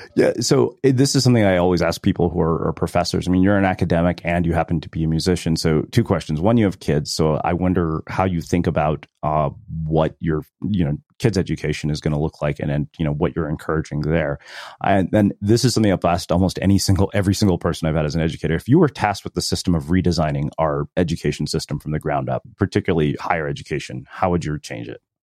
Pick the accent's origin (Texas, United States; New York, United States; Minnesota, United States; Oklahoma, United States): Texas, United States; growing up in Texas